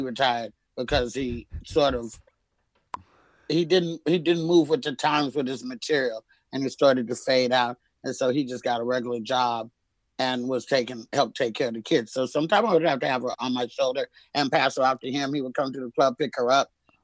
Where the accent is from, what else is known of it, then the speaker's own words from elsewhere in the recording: Oakland, California, United States; also born or lived in Castro Valley, California; I grew up in Oakland, but I was educated in the suburbs in Castro Valley, California